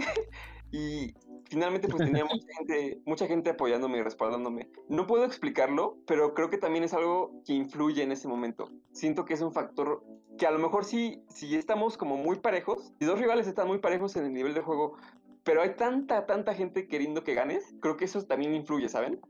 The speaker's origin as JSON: {"language": "Spanish", "country": "Mexico", "said": "nosotros como mexicanos"}